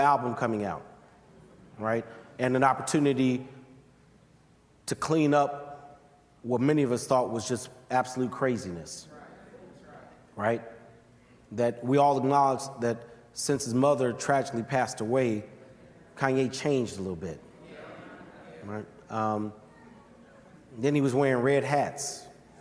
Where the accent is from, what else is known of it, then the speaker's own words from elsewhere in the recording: Chicago, Illinois, United States; I'm from Chi